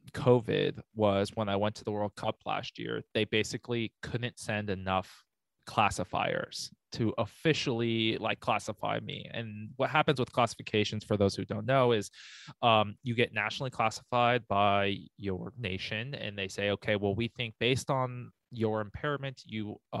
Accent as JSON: {"language": "English", "country": "United States", "tie": "born or raised there", "said": "Yeah, but I mean, I grew up in the mountains. I grew up outside of Lake Tahoe and stuff. So we had winter where I grew up."}